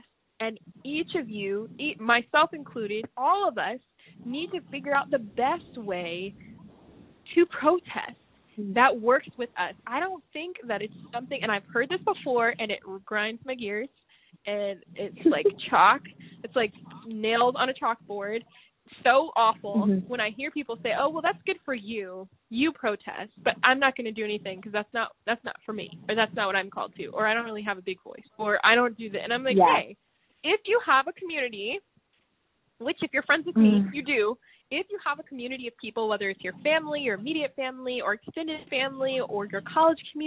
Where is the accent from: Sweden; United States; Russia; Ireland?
United States